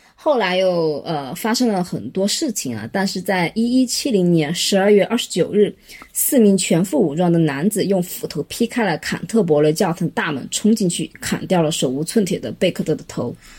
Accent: China; 我们中国人

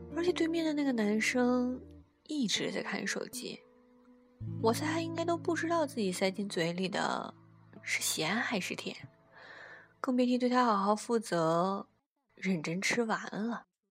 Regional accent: northern China, China; 他一耳就听出了我来自北方

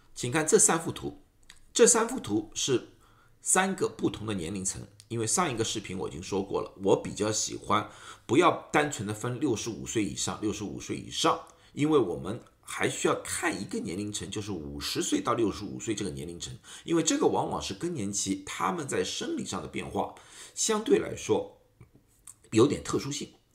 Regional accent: Shanghai, China; moved away as an adult; now in United States; 大家知道我是上海人

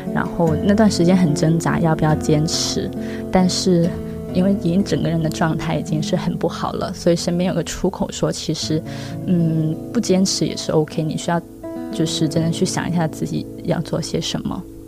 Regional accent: Guangzhou, Guangdong, China; 我是土生土长的广州人

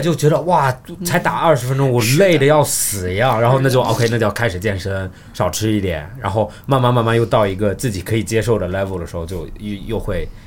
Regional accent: Australia; moved away; 我澳大利亚长大

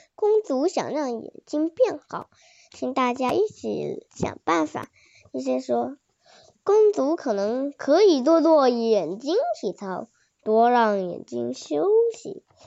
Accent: Suzhou, Jiangsu, China; 我是来自江苏苏州的

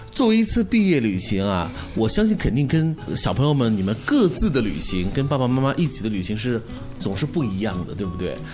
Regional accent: Hefei, Anhui, China; 我们合肥人

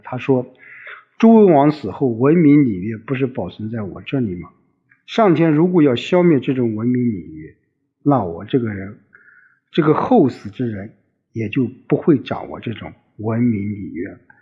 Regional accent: China; 我们中国人

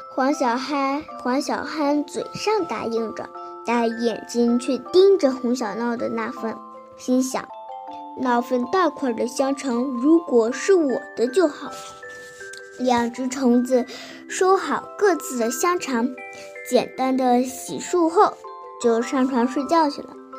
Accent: Binzhou, Shandong, China; 今年八岁了。我来自山东省滨中市珏名县

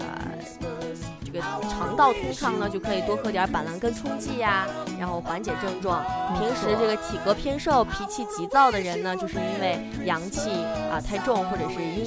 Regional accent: Hunan, China; accent: Hunanese; 在我们湖南话

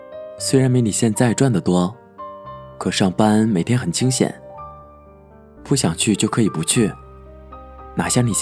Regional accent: Northeast China, China; 我的老家在一个东北偏远的小城市。从上大学开始在外地上学，由于回家不太方便，一年最多也就回家两次。

